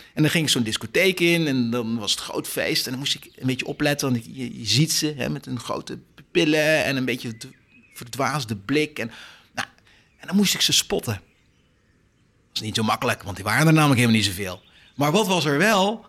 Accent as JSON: {"language": "Dutch", "country": "Netherlands", "said": "wij zijn Nederlanders"}